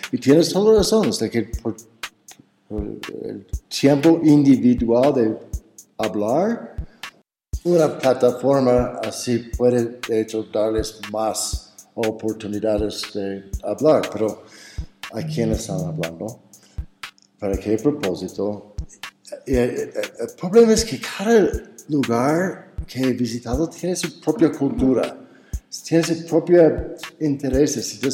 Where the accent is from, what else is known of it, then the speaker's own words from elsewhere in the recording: Cañada de Alférez, State of Mexico, Mexico; en Cañada de Alférez, en mi pueblito, um, abrí otra vez las puertas